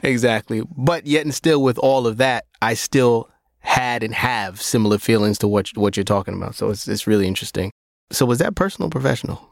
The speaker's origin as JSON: {"language": "English", "town": "Brooklyn", "region": "New York", "country": "United States", "tie": "born or raised there", "said": "I grew up in Brownsville"}